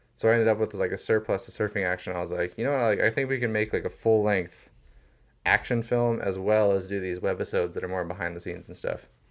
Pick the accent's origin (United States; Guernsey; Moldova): United States; Maui, Hawaii; I was born and raised on Maui